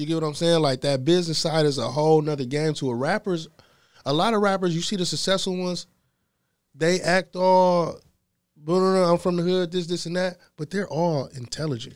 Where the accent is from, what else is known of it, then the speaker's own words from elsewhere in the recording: Ypsilanti, Michigan, United States; I'm from Ypsilanti. Small city.